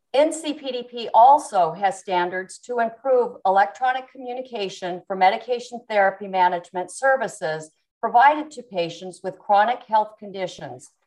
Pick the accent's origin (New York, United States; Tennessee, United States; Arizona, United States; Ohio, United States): Arizona, United States; Yuma; also born or lived in Tucson, Arizona / Mexico; I was born in Yuma, Arizona. I was brought up um, in a family that were big cattle ranchers